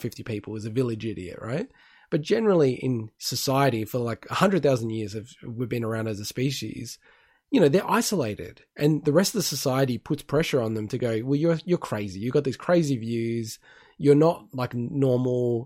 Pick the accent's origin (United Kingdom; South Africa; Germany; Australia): Australia; Melbourne, Victoria; moved away; I'm originally from Melbourne and my parents are in Melbourne